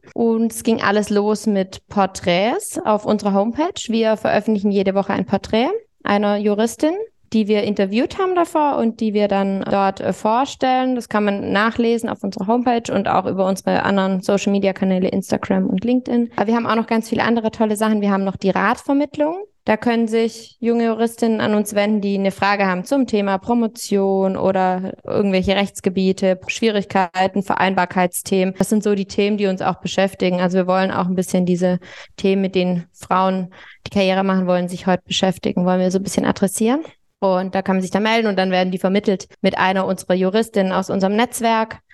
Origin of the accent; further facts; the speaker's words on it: Baden-Württemberg, Germany; now in Munich, Germany; Ich bin in Baden-Württemberg zur Schule gegangen